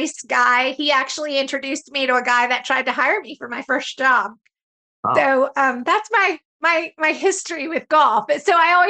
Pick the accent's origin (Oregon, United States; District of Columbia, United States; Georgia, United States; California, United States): Georgia, United States; Stone Mountain; I grew up in Stone Mountain, Georgia